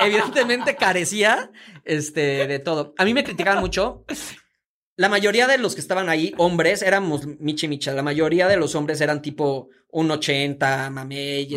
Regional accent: Veracruz, Mexico; moved away as an adult; also born or lived in Mozambique; now in Mexico City, Mexico; nací aquí en la Ciudad de México, pero realmente me asumo como veracruzano. Yo viví en Veracruz desde los 5 años hasta los 22

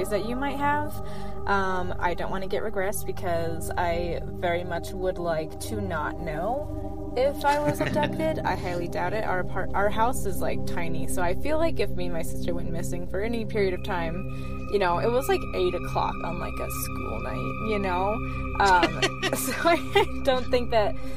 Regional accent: Iowa, United States; now in Utah, United States; I live in Utah, but I grew up in Iowa.

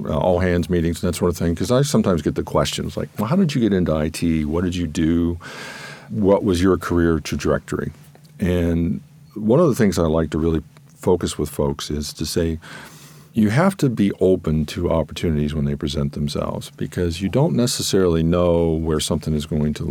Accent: Columbus, Ohio, United States; moved away as an adult; also born or lived in Northern Virginia; after working in Columbus, Ohio, and born and raised in Columbus.

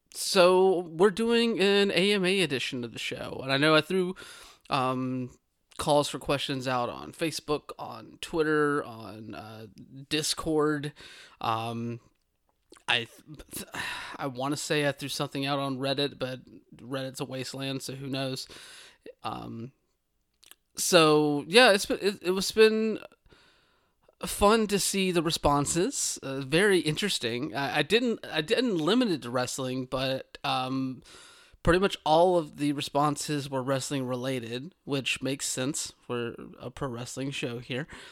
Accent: the South, United States; where I grew up in the South

